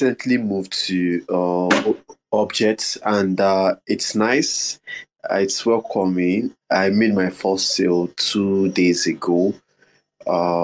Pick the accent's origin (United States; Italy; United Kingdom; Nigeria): Nigeria; from Nigeria.